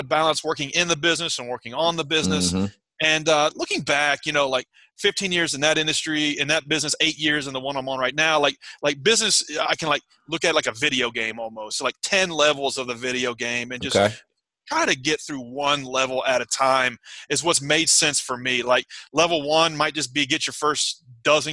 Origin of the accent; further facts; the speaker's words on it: outside of Nashville, Middle Tennessee, United States; I grew up in Middle Tennessee, mm-hmm, outside of Nashville, Tennessee